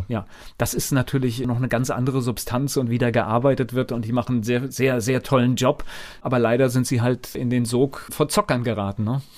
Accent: Verbandsgemeinde Bodenheim, Rhineland-Palatinate, Germany; ich komme ja aus der Verbandsgemeinde Bodenheim

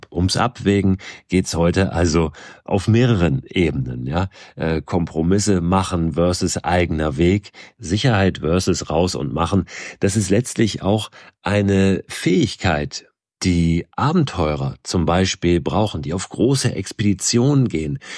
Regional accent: Schleswig-Holstein, Germany; in einem Ort ganz in der Nähe von dort, wo ich groß geworden bin, in Schleswig-Holstein, unweit von Hamburg.

